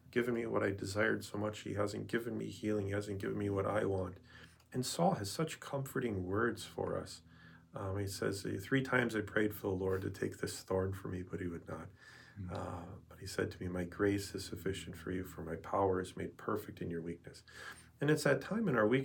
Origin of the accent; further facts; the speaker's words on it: Wisconsin, United States; I'm from Wisconsin